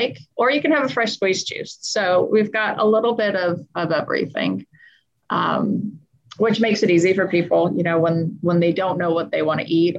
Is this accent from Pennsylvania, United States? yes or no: no; Los Angeles, California, United States; moved away as an adult; now in Las Vegas, United States; We're originally from Los Angeles, but decided to move out here when Rachel was two.